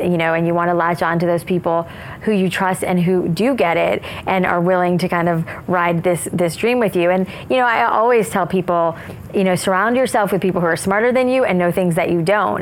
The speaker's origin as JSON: {"language": "English", "region": "South Florida", "country": "United States", "tie": "born or raised there", "said": "I grew up in South Florida where it was like frizzy hair"}